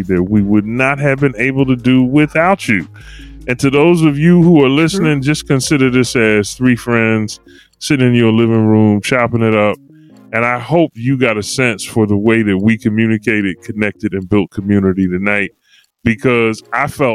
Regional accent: Philadelphia, Pennsylvania, United States; as a kid growing up in Philly

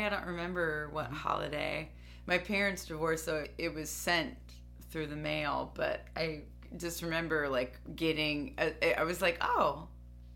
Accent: Dayton, Ohio, United States; I'm from Dayton, Ohio

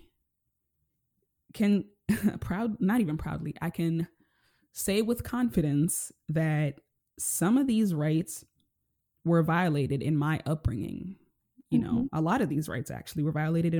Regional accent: Nairobi, Kenya; I grew up living in Nairobi, Kenya. I come from poverty.

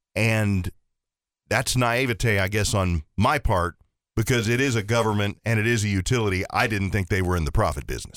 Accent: Ohio, United States; now in Horry County, United States; I grew up in Ohio, lived here

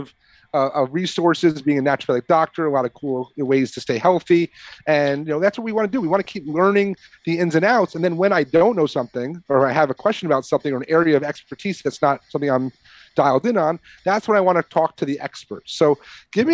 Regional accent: New York, United States; moved away; I grew up there in New York.

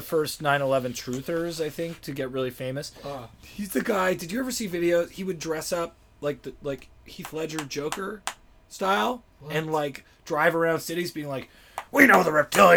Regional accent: Toronto, Ontario, Canada; moved away as an adult; now in Los Angeles, United States; I was born in Toronto, and then I was doing comedy in Toronto

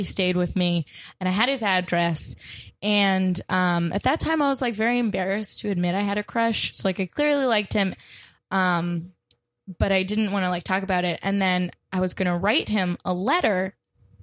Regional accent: Sarasota, Florida, United States; moved away; I'm from Florida.

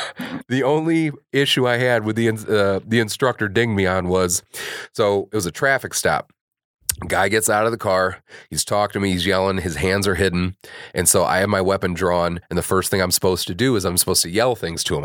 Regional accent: Kankakee, Illinois, United States; I grew up in Kankakee.

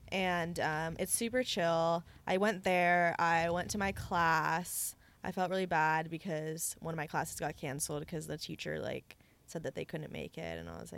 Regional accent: Santa Cruz, California, United States; I'm from Santa Cruz, guys, if anyone didn't know.

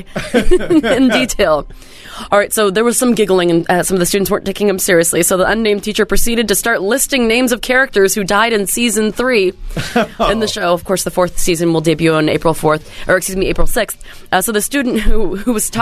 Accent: Whidbey Island, Washington, United States; when I was growing up on Whidbey Island

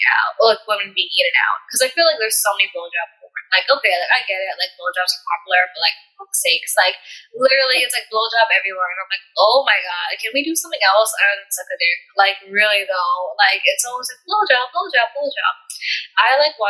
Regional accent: United States; I was born and raised in America

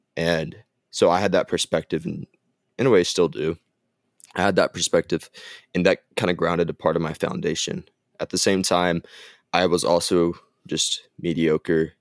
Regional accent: Gainesville, Texas, United States; also born or lived in Southern Arkansas University, Arkansas; I grew up and lived in Gainesville, Texas my whole life

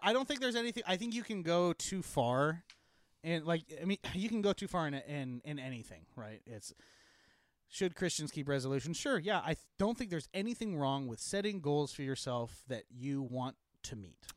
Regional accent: Eastern Washington, United States; I grew up in Eastern Washington

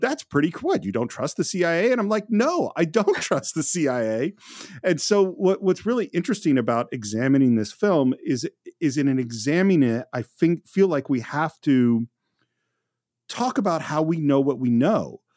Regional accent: Bay Area, California, United States; I grew up in the Bay Area

